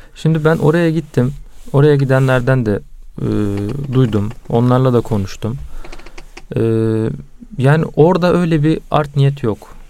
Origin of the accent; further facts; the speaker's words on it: Karaman Province, Turkey; ben Karamanlıyım